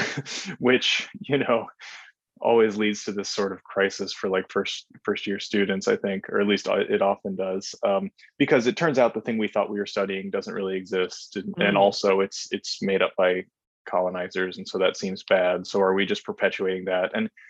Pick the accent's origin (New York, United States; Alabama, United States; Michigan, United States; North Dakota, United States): North Dakota, United States; Yeah, I am from North Dakota, or I went to high school there at least. And so I also went to college there at the University of North Dakota.